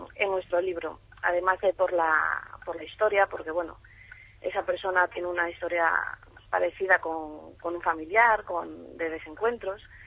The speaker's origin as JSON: {"language": "Spanish", "town": "Ponferrada", "region": "Castile and León", "country": "Spain", "said": "yo soy de Ponferrada"}